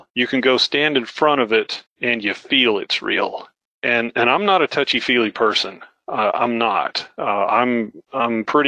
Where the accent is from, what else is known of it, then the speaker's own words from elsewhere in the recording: United States; moved away; also born or lived in Oklahoma / Iowa; I grew up in Flatland, right? Oklahoma, Iowa